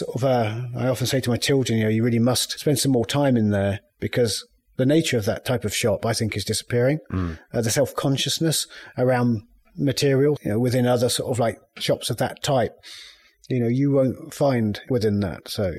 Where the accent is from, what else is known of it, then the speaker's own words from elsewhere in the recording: United Kingdom; I mean, historically, being British, that exoticism, that sort of like is very strong.